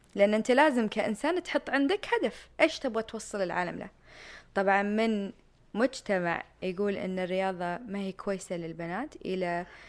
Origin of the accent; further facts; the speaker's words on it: Jubail, Eastern Province, Saudi Arabia; moved away as an adult; also born or lived in Miami, Florida, United States; كنت ساكنة في الجبال الصناعية أو من مواليد الجبال الصناعية